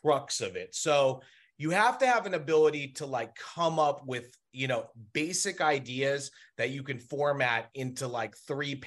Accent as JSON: {"language": "English", "town": "Los Angeles", "region": "California", "country": "United States", "tie": "born or raised there", "said": "there is a very small community in which we grew up in Los Angeles"}